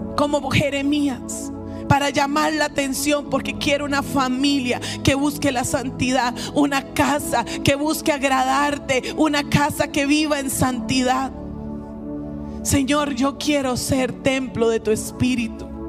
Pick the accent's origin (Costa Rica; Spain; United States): Costa Rica; nosotros como costarricenses